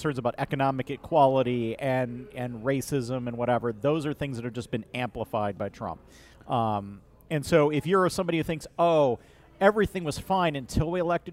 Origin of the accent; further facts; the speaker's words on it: Colorado, United States; now in Chicago, United States; Colorado, my home state